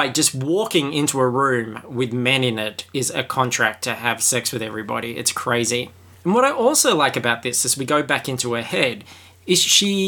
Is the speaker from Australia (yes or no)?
yes; Australia; I am Australian